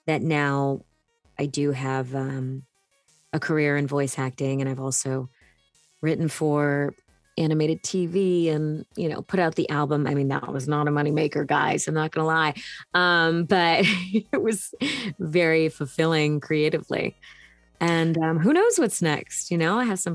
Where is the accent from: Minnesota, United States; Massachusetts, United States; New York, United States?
Massachusetts, United States; Hanson; born or raised there